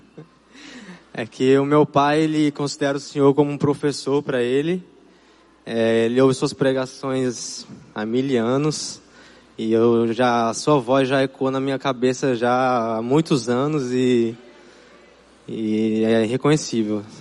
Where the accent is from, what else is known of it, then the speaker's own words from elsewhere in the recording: São Paulo, Brazil; moved away as an adult; now in Jericoacoara, Brazil; Eu nasci em São Paulo e moro em Jericoacoara desde os 18 anos de idade